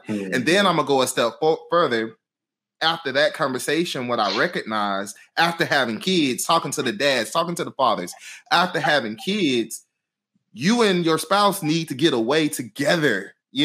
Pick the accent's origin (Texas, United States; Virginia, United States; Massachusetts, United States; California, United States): Texas, United States; Houston; I'm from Houston. So all my family is in Houston